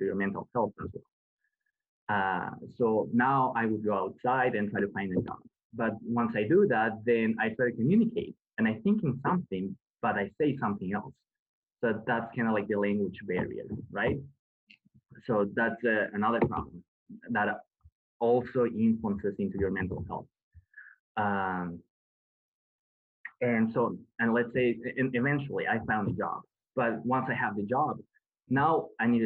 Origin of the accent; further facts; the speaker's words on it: Ecuador; moved away as an adult; now in Canada; I come from Ecuador, which is a developing country. And I never heard about mental health until I came to Canada.